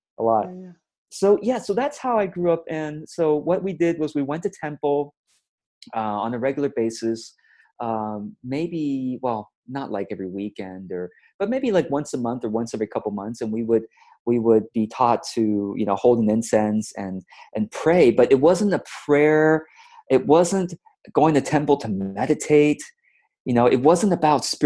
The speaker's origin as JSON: {"language": "English", "area": "Orange County", "region": "California", "country": "United States", "tie": "born or raised there", "also_born_or_lived": "Taipei, Taiwan", "said": "We immigrated to the States from Taiwan to the United States when I was about 7 years old. And so once I got here, we shortly moved to Orange County, California"}